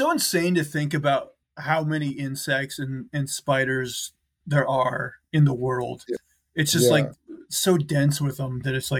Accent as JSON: {"language": "English", "region": "Montana", "country": "United States", "tie": "born or raised there", "said": "Okay, AJ, my home state of Montana, rugged Montana."}